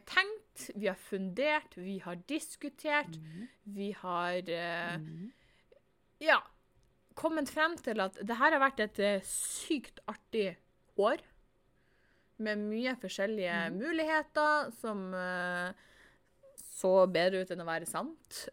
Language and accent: Norwegian; Northern Norway, Norway; Jeg er nordlending på godt og vondt